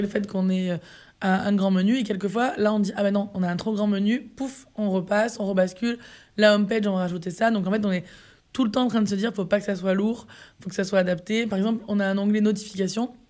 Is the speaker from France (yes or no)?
yes; Var, Provence-Alpes-Côte d'Azur, France; also born or lived in Marseille; on est tous les deux issu du sud de la France. Donc, moi, à la base, je suis du Var, mm. euh, qui est à côté de Marseille.